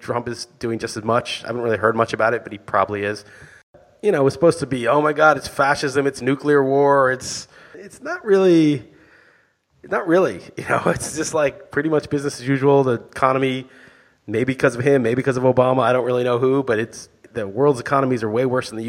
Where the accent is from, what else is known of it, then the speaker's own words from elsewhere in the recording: New York, United States; I grew up in New York.